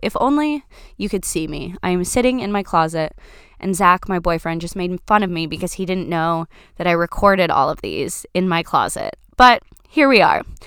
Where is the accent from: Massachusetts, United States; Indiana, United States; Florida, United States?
Florida, United States; now in Washington, United States; I grew up in Florida, growing up next to the National Park of the Everglades